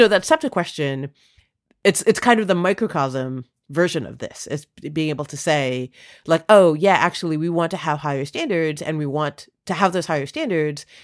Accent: Toronto, Ontario, Canada; also born or lived in India; now in United States; I was born in Toronto

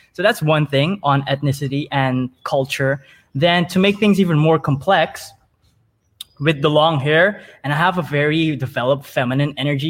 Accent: Suriname; But I was born and raised in Suriname.

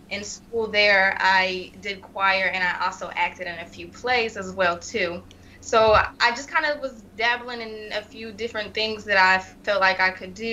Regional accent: Wichita, Kansas, United States; also born or lived in Salina; I was born in Salina, Kansas, and then my dad's job moved us to Wichita, Kansas.

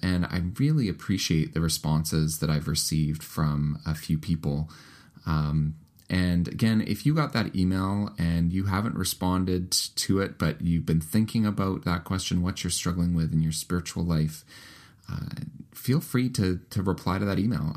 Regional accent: Canada; also born or lived in United Kingdom; my home country of the United Kingdom. Uh, I lived there for the first two years of my life before my family moved to Canada

